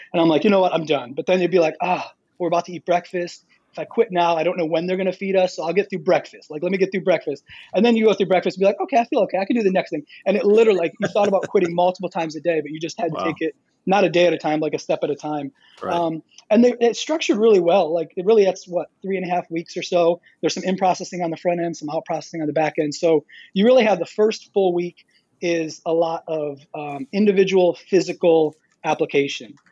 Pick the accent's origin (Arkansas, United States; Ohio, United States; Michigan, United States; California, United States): Michigan, United States; moved away as an adult; now in Apex, United States; grew up in Michigan, so um, from Michigan, I guess I can still say that.